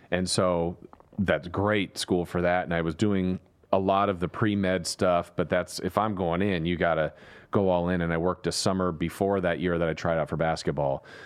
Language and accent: English; Southern California, United States; now in Sacramento, United States; growing up in Southern California